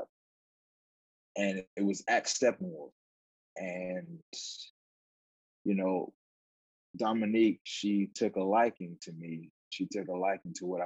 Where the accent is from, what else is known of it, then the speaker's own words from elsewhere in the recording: New Jersey, United States; I'm from New Jersey